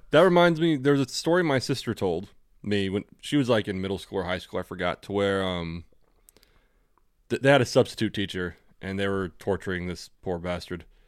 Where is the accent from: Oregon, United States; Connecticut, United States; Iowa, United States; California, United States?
California, United States; accent: generic American; growing up in California is that we have the generic American accent